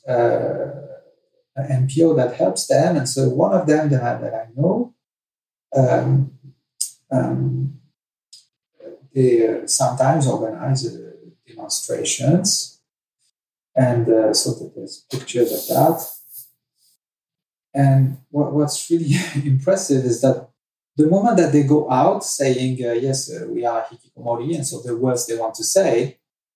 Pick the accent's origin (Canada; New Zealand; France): France; moved away; I was raised in France